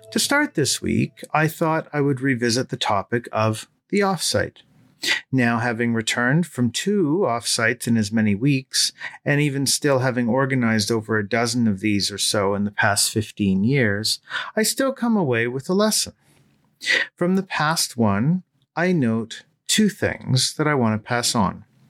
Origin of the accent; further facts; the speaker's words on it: Toronto, Ontario, Canada; my hometown of Toronto